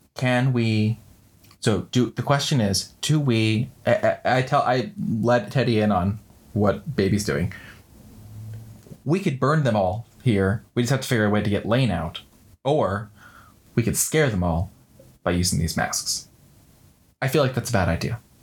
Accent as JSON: {"language": "English", "region": "around New York", "country": "United States", "tie": "born or raised there", "said": "I grew up in around New York"}